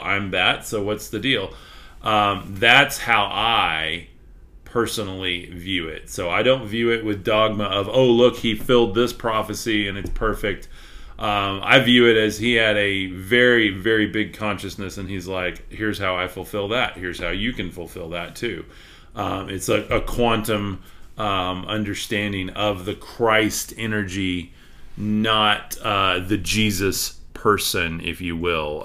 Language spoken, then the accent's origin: English; Texas, United States; accent: Texas; my accent is way too Texas